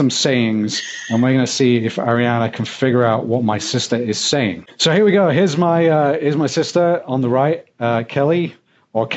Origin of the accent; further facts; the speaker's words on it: Yorkshire and the Humber, United Kingdom; accent: Yorkshire; moved away; I am from a very, let's say, broad part of the UK known as Yorkshire, which has a very distinct accent.